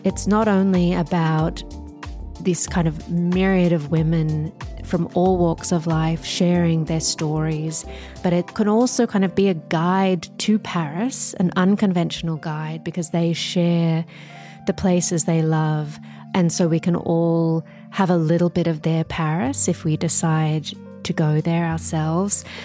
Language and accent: English; Australia; moved away; as an Australian